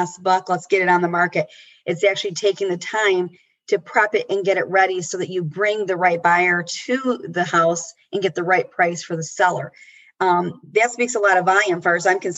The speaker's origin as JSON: {"language": "English", "town": "Rochester", "region": "Michigan", "country": "United States", "tie": "born or raised there", "said": "this is the Rochester girl"}